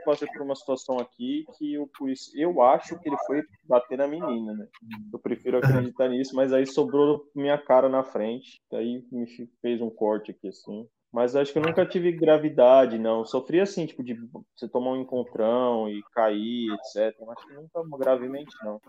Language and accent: Portuguese; Brazil; moved away; ser brasileiro aqui fora